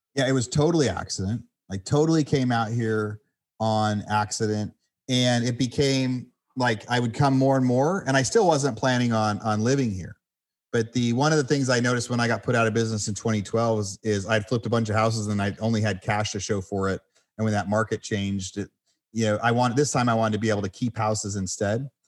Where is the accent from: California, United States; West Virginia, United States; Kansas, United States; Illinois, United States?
California, United States; I'm from California where the houses were 500 million dollars a piece